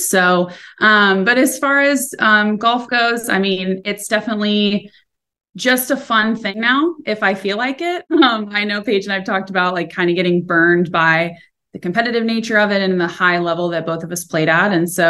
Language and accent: English; Orlando, Florida, United States; also born or lived in North Carolina / Arkansas; I grew up in Orlando, played junior golf, started competing when I was 6. And then played in college for North Carolina for 2 years and then transferred to Arkansas and played for 3 years there.